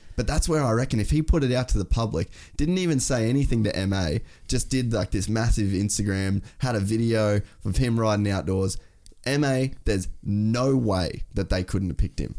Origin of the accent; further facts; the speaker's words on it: Australia; as an Australian